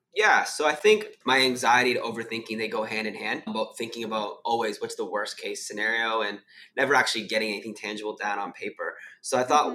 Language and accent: English; Canada; moved away as an adult; now in Sydney, Australia; I'm originally from Canada. I now live in Sydney, Australia.